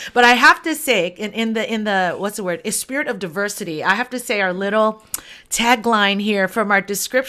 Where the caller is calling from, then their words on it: Honolulu, Hawaii, United States; Yeah, I'm in Honolulu, Hawaii. So it's on the island of Oahu, and I'm at the base of the Diamond Head Crater.